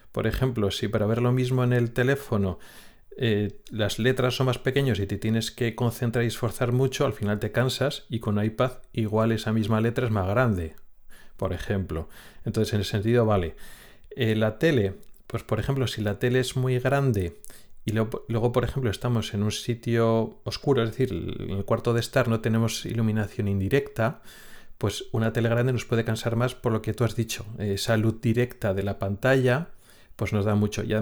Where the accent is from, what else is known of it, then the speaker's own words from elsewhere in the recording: Logroño, La Rioja, Spain; moved away as an adult; now in Sweden; Pues una zona norte de España, le explicas, no, Logroño, La Rioja